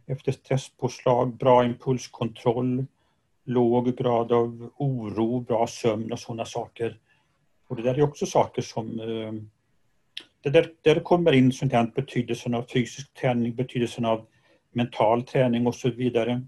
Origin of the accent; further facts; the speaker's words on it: Gothenburg, Västra Götaland, Sweden; Jag är göteborgare